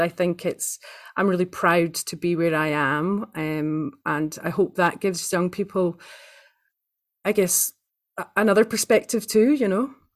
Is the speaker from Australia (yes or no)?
no; Aberdeen, Scotland, United Kingdom; now in New Zealand; I was born in the northeast of Scotland, um, in a place called Aberdeen